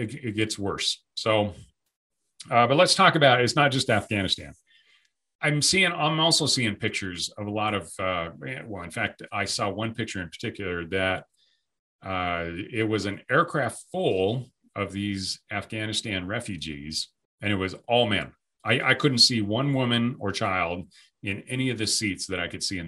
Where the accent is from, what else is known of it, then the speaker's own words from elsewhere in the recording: United States; an American man, a veteran